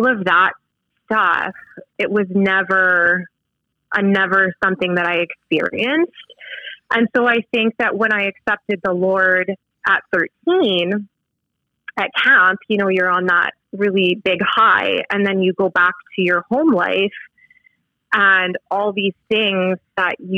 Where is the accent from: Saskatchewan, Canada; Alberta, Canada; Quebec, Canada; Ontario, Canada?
Saskatchewan, Canada; Saskatoon; I grew up in Saskatoon, so very close to where we live now.